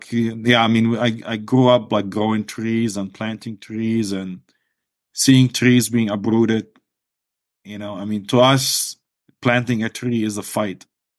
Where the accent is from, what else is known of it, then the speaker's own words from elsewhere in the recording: Palestine; I mean, it's a beautiful place.